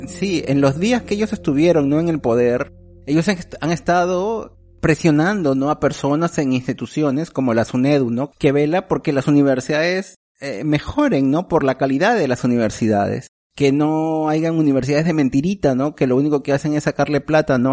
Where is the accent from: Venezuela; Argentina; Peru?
Peru; moved away; nuestro Congreso peruano